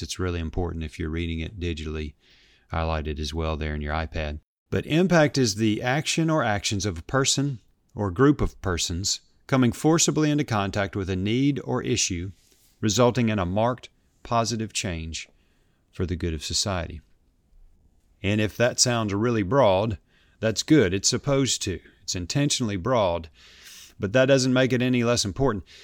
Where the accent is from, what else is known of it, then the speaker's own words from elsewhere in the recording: Memphis, Tennessee, United States; here in Memphis, Tennessee, my hometown